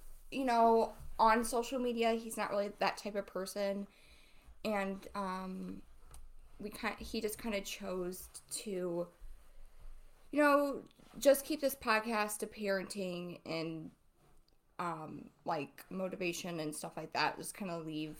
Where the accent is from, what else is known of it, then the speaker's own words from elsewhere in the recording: Ohio, United States; I grew up in Ohio. I've lived here my whole life